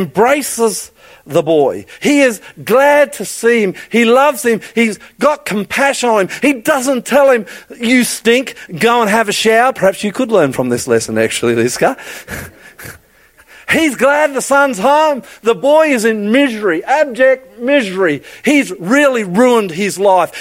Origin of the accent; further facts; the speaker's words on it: Queensland, Australia; I'm a Queenslander